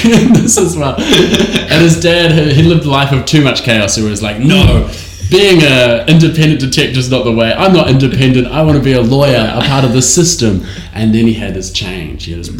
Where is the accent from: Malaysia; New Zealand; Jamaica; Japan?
New Zealand; accent: New Zealand; my New Zealand accent's very funny.